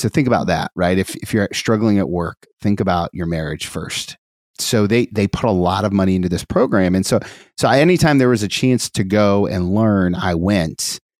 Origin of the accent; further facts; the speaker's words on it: Dayton, Ohio, United States; We grew up in the Catholic Church in Dayton, Ohio